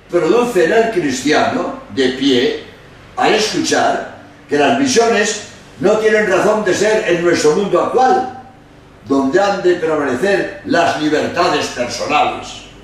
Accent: Spain; Perdonad, soy español y quiero decir dos palabras sobre la obra de España en América, tan desprestigiada por la leyenda negra, injustamente, calumniosamente.

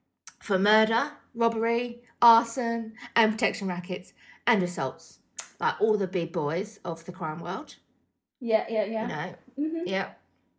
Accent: England, United Kingdom; I'm from England

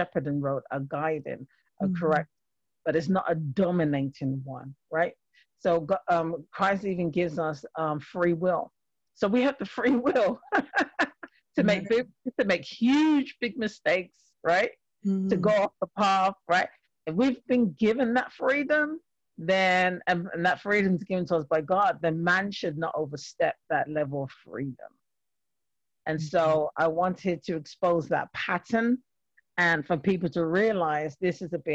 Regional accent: London, United Kingdom; moved away as an adult; now in Springfield, United States; I have an accent, so I'm a Londoner, born and raised in London. And but I actually currently live in Massachusetts.

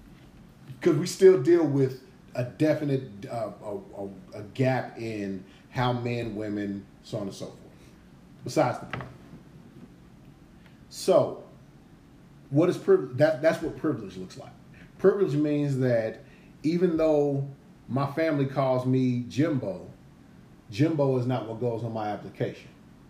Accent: Gary, Indiana, United States; I grew up in Gary. It was poor as hell in Gary.

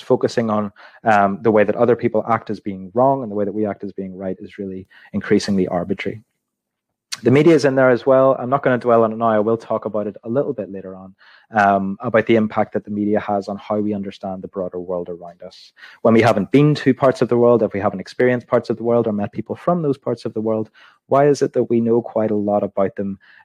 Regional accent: Belfast, Northern Ireland, United Kingdom; I was born in Belfast in 1987 in the city hospital

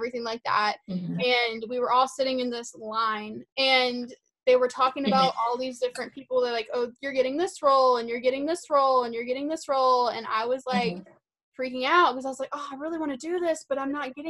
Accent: South Carolina, United States; I'm from South Carolina

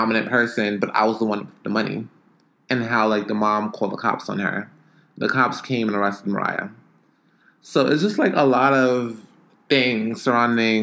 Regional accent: Jamaica; now in New York, United States; I'm Jamaican. And most of my family is still in Jamaica.

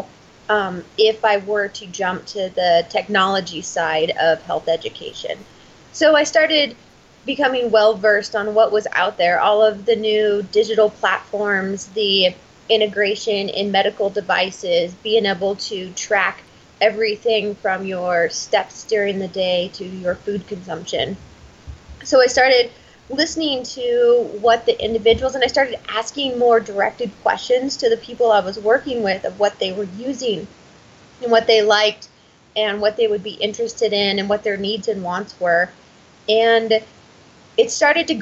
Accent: Boise, Idaho, United States; I was born and raised in Boise, Idaho.

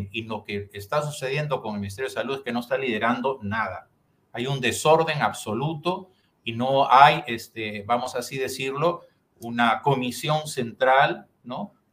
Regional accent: Piura, Peru; Y los piuranos tenemos una dignidad, o sea, somos parte del Perú este, y, y merecemos un mejor trato.

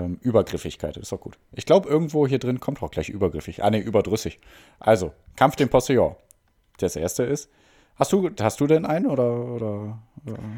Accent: Mülheim an der Ruhr, North Rhine-Westphalia, Germany; moved away; ich komme hauptsächlich aus Mülheim, der Stadt des Helge

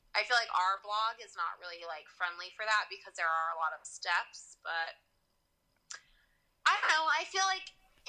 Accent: California, United States; also born or lived in Louisiana; California. Even though I lived in Louisiana and I've lived everywhere else, but I guess I do sound like I'm from California.

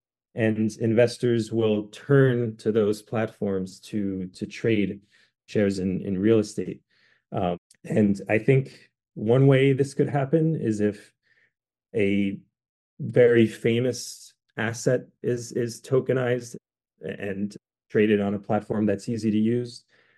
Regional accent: France; And you may not know this about me, but I'm actually half French. I grew up in France.

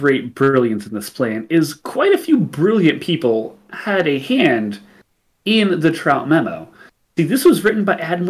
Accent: England, United Kingdom; I'm English.

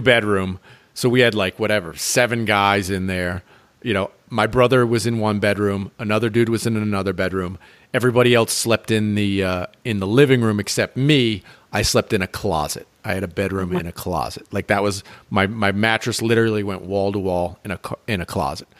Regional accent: United States; moved away as an adult; also born or lived in Chicago / St. Thomas / Costa Rica; I'm American

